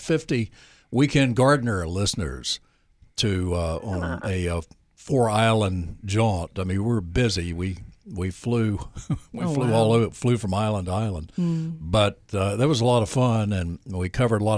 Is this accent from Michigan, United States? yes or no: no; Nash County, North Carolina, United States; I grew up in North Carolina. I grew up in Nash County